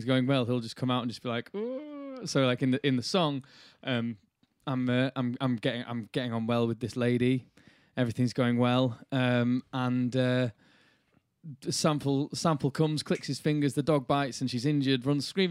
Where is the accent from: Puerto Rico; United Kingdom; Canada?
United Kingdom; Bradford, Yorkshire and the Humber; Growing up in Yorkshire and Bradford